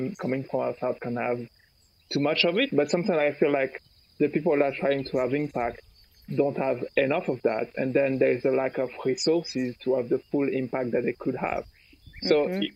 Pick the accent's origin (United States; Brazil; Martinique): Martinique; now in Catalonia, Spain; I'm from Martinique, where I'm at right now. I usually live in Catalonia